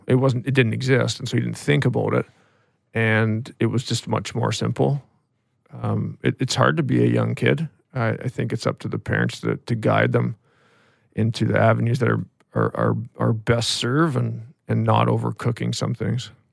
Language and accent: English; Ashcroft, British Columbia, Canada; also born or lived in Vernon, British Columbia; My dad worked for, uh, for Telus, or B C Tell at the time, and, and then ended up getting transferred to, uh, to Ashcroft